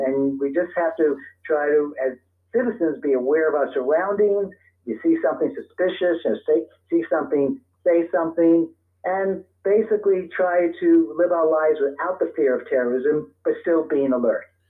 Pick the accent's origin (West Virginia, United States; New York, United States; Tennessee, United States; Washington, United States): New York, United States; New York City; now in Santa Monica, United States; I was born and raised in Brooklyn, New York